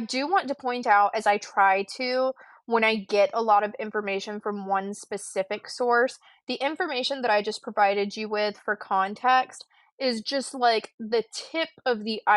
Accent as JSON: {"language": "English", "region": "the South", "country": "United States", "said": "I am white and from the South."}